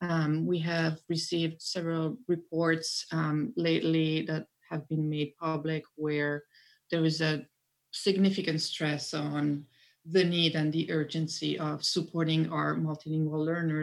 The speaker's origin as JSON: {"language": "English", "country": "Italy", "second_language": "English", "lives_now": "United States", "said": "I'm originally from Italy and I am a multilingual learner myself. I grew up in different countries and actually English, I think, is my fifth language in order of acquisition."}